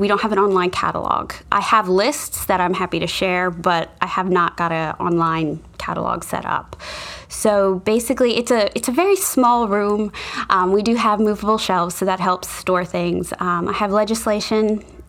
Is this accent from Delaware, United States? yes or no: yes; Newark, Delaware, United States; I'm from Delaware. I grew up in Newark. So I've been here my whole life